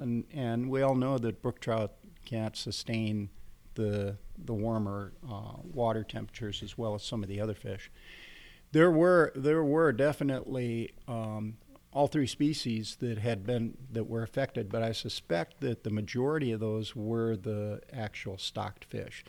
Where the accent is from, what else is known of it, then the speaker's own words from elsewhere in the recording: Fond du Lac, Wisconsin, United States; moved away; also born or lived in Austria; grew up in, uh, in a little place called Fond du Lac